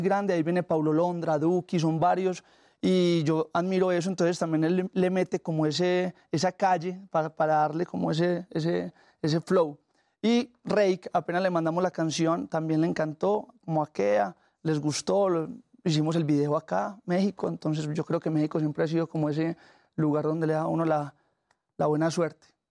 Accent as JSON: {"language": "Spanish", "country": "Colombia", "accent": "paisa", "said": "yo vengo de Colombia, pero gran parte de mi influencia ha sido mexicana"}